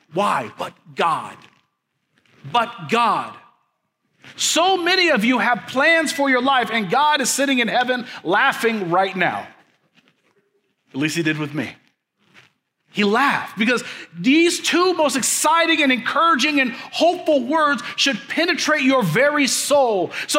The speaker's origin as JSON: {"language": "English", "town": "Leavenworth", "region": "Kansas", "country": "United States", "tie": "born or raised there", "said": "I get to work in a place where it's country and city, which I grew up in Leavenworth and baled hay"}